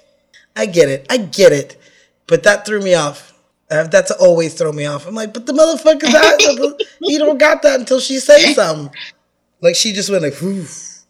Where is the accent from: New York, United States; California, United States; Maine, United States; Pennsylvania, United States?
California, United States; I'm from California and we're not an old state